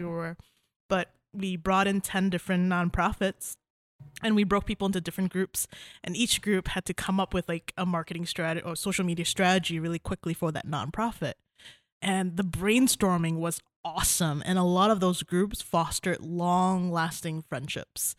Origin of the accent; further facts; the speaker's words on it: Malaysia; moved away as an adult; now in Kalamazoo, United States; I'm originally from Malaysia. I came here for school, um, and I stayed here for a boy.